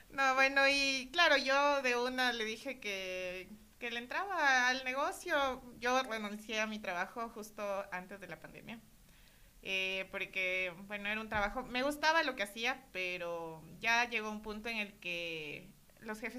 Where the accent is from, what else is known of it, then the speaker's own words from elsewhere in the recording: Quito, Pichincha, Ecuador; somos quiteñas